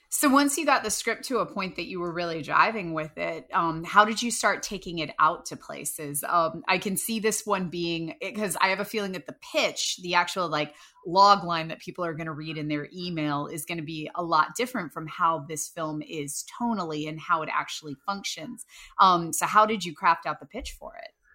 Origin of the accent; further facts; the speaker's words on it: Winchester, Virginia, United States; moved away; I'm Winchester, Virginia